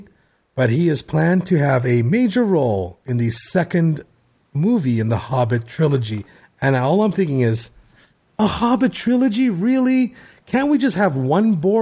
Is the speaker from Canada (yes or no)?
yes; Canada; being Canadian